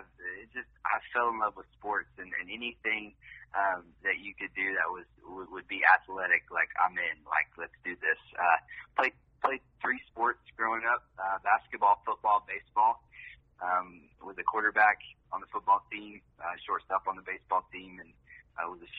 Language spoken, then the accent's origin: English; Piney Flats, Tennessee, United States; It was a small town called Piney Flats, Tennessee.